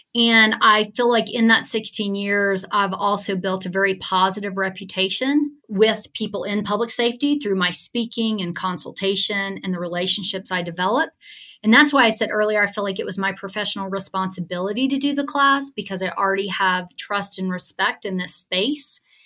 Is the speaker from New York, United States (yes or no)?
no; Alabama, United States; growing up in Alabama